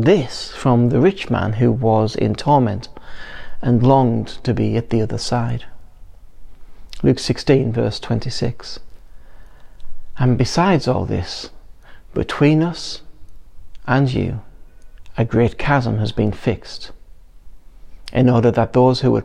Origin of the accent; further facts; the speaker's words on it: England, United Kingdom; we're English